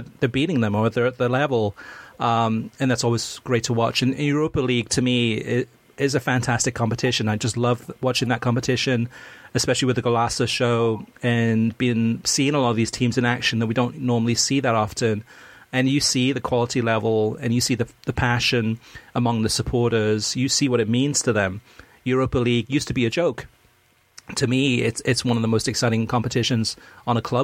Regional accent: Wales, United Kingdom; now in United States; I was born in Wales, grew up in Wales. I mean, lived in the United States now for almost 40 years.

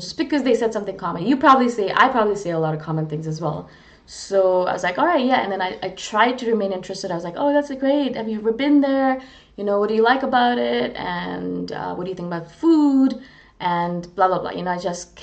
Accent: India; moved away; also born or lived in Canada; I'm not Canadian. I'm originally from India. I'm Canadian Indian

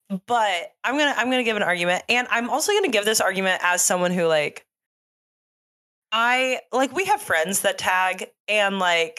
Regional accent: Nashville, Tennessee, United States; like I love that I am from Nashville, live in Nashville, we're Nashville, Nashville people, Nashville, Nashville

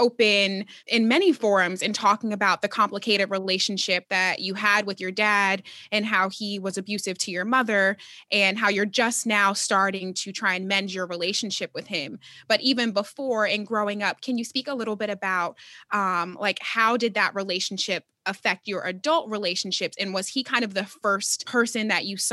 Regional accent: Philadelphia, Pennsylvania, United States; I grew up in Philly

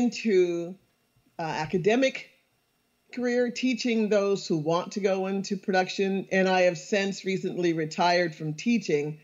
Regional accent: St. Helena Island, South Carolina, United States; I'm from St. Helena Island, South Carolina

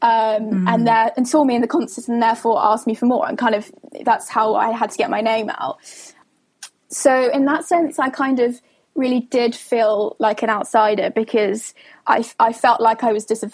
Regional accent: Somerset, South West England, United Kingdom; moved away as an adult; I come from Somerset

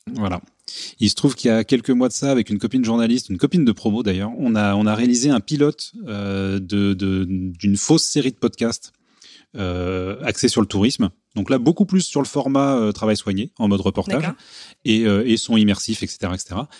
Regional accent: Paris, Île-de-France, France; je suis parisien

